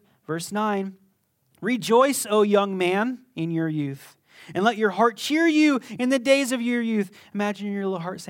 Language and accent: English; Las Vegas, Nevada, United States; I was born in Las Vegas. I grew up here. My eyes are going to be messed up, living in the desert your whole life, almost.